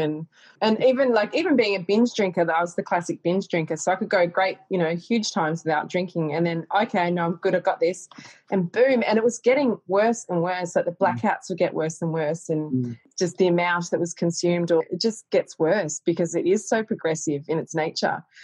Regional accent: Castlemaine, Victoria, Australia; I grew up in Castlemaine

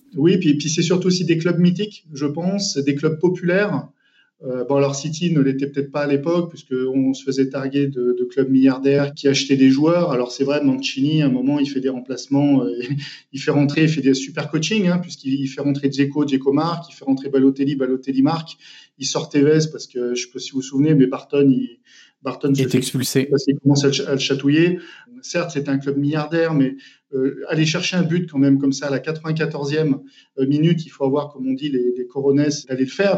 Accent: Saint-Étienne, Auvergne-Rhône-Alpes, France; moved away; also born or lived in Manchester; cette jeunesse justement à saint etienne de cette passion, parce que quand on est stéphanois

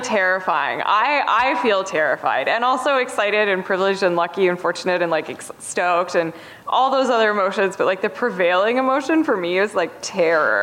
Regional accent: Canada; also born or lived in Toronto; I'm Canadian

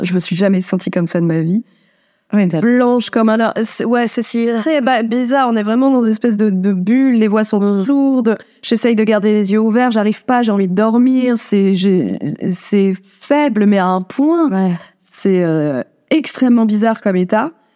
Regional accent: Dunkirk, Hauts-de-France, France; je suis née à Dunkerque

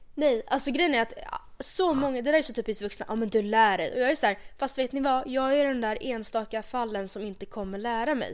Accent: Sweden; jag är stolt svensk

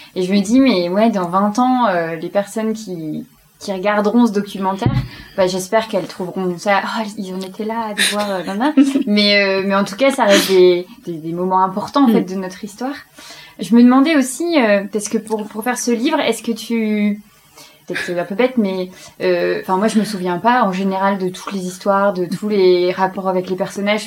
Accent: Belgium; J'aime bien dire que je suis belge en ce moment

